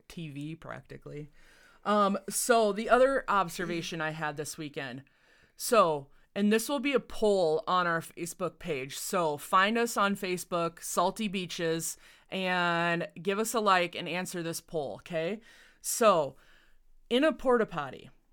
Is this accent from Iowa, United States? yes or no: yes; Northwest Iowa, United States; moved away; I grew up in Northwest Iowa